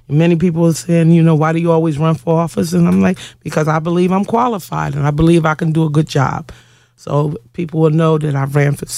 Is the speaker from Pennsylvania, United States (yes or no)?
yes; Philadelphia, Pennsylvania, United States; I was born and raised here in Philadelphia, PA, raised mostly in West Philly, but since been residing here in Southwest Philly for over 20 years